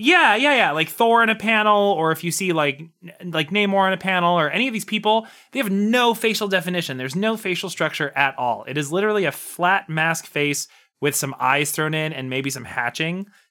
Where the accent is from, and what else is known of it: Montana, United States; born or raised there